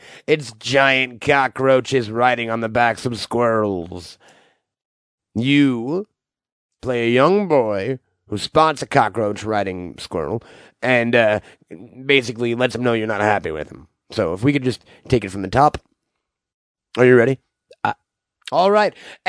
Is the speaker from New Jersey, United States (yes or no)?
yes; New Jersey, United States; also born or lived in Connecticut; All over. Muncie, Connecticut. Muncie, Connecticut. New Jersey. Mostly New Jersey.